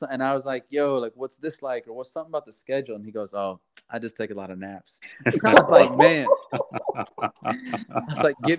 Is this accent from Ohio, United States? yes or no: yes; Ohio, United States; Because all the other schools were great, but just growing up in Ohio, like California was just so different.